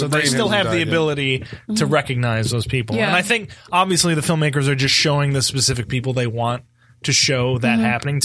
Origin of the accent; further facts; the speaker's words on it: United States; my viewing as an American